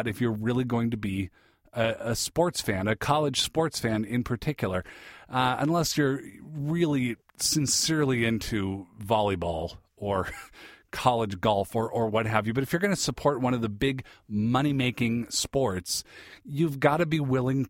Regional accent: Seattle, Washington, United States; I grew up in the Seattle area

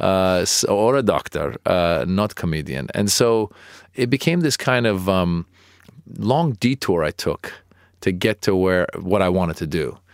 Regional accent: Marin County, Northern California, United States; also born or lived in Iran / Los Angeles, California; I was born in Iran and I grew up in Marin County, Northern California

